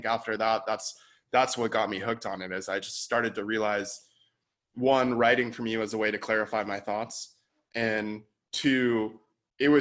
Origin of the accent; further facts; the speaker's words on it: San Diego, California, United States; also born or lived in San Francisco / Bali; I grew up in San Diego, moved to San Francisco for a couple years